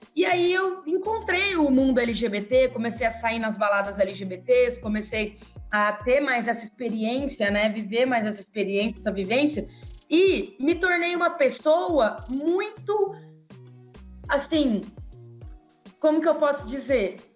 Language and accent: Portuguese; Sertanópolis, Paraná, Brazil; moved away; de Sertanópolis, né? Que é a cidade de, onde eu cresci